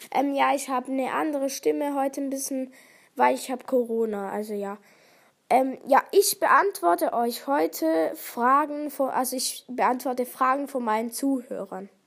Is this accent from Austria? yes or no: no; Switzerland; Ja, ich komme aus der Schweiz. Also ich kann auch ähm, Schweizerdeutsch sprechen.